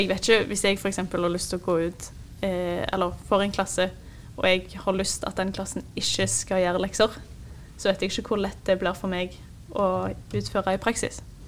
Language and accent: Norwegian; Jørpeland, Rogaland, Norway; jeg er fra en liten by som heter Jørpeland, som ligger rett utenfor Stavanger.